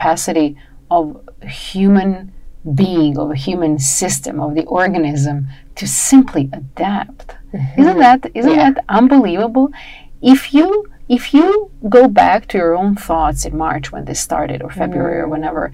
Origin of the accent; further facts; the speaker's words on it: Serbia; moved away as an adult; I was born in Yugoslavia, right? At the time it was still Yugoslavia.